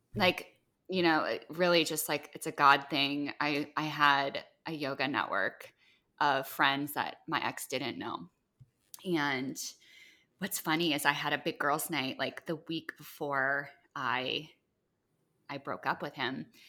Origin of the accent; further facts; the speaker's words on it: Midwest, United States; moved away; also born or lived in Iowa; I grew up in the Midwest